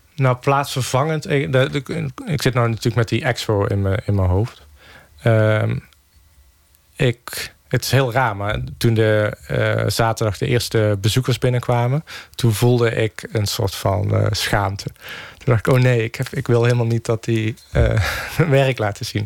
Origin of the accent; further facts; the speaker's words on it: Geldrop, North Brabant, Netherlands; mijn geboorteplaats Gelderop